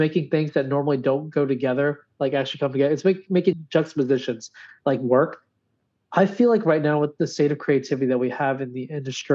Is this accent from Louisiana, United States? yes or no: yes; Louisiana, United States; my home state